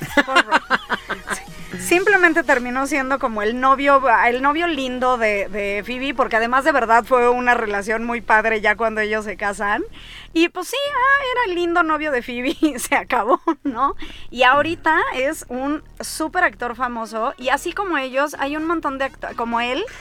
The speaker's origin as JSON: {"language": "Spanish", "country": "Mexico", "said": "Los únicos que ocupamos la palabra parteaguas somos los mexicanos"}